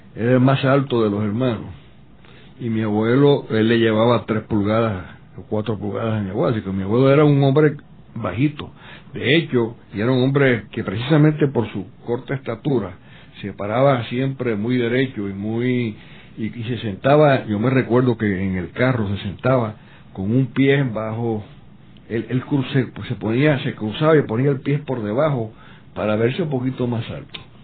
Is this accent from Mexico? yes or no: no; Ponce, Puerto Rico; moved away; also born or lived in Miami; yo nací en Ponce el 23 de junio de 1935